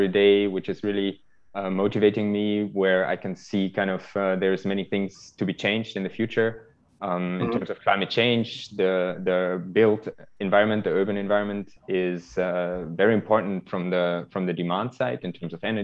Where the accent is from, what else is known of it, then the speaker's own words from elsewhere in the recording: close to Düsseldorf, North Rhine-Westphalia, Germany; moved away as an adult; now in Zurich, Switzerland; I come originally from Germany, close to Düsseldorf. And I live in Switzerland now, in Zurich, since 6 years.